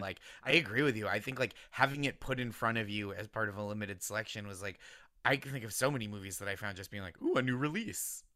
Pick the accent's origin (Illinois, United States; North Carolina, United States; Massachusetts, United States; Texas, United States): Massachusetts, United States; Boston suburbs; I grew up in the Boston suburbs